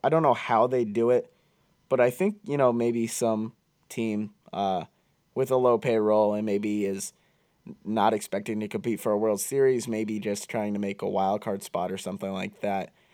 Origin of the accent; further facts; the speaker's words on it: Pottsville, Pennsylvania, United States; we are actually both from the same town, uh, Pottsville, Pennsylvania, I went to Nativity High School